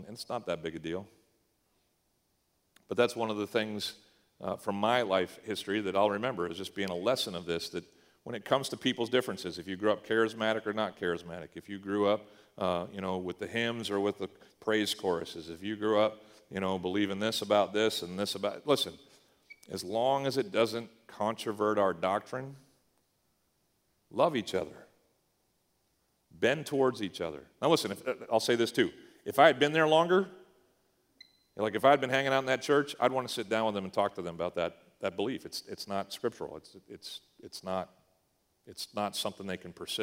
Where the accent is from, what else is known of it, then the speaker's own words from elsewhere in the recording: Eastern Canada, Canada; moved away; we grew up in Eastern Canada